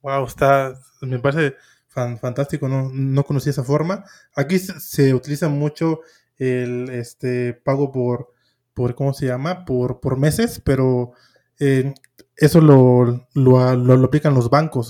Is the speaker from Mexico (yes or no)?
yes; Mexico; soy, soy de México